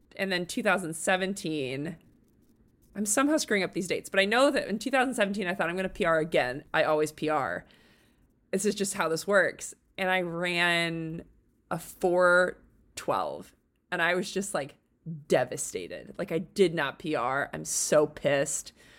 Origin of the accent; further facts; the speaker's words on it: Chicago, Illinois, United States; moved away as an adult; also born or lived in Littleton, Colorado; I'm from the Chicago ar-, area originally. And so we moved back here